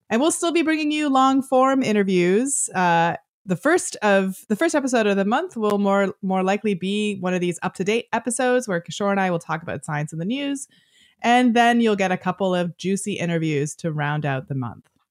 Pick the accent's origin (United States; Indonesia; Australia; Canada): Canada; I'm Canadian